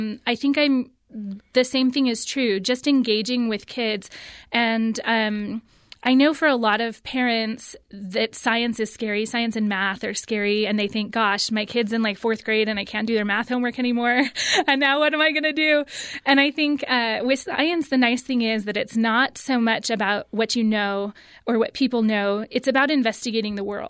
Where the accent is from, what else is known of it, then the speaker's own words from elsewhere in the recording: California, United States; I grew up in California